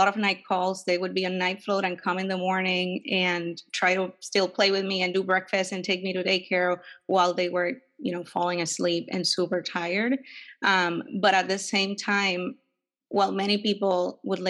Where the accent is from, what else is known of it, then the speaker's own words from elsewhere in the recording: Puerto Rico; moved away as an adult; also born or lived in New York City; now in San Francisco Bay Area, United States; And I was born in Puerto Rico and raised there